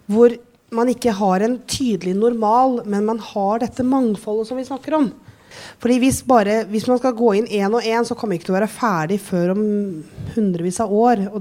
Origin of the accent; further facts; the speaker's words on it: Drammen, Buskerud, Norway; jeg kommer fra Drammen.